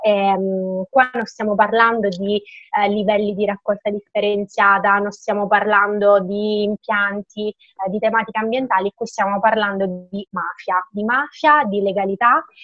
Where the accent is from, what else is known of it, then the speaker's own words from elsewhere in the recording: Lentini, Sicily, Italy; sono di Lentini